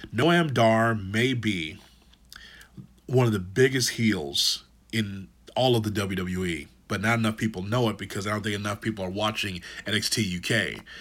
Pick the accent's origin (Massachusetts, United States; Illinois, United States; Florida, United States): Illinois, United States; Chicago; I'm from Chicago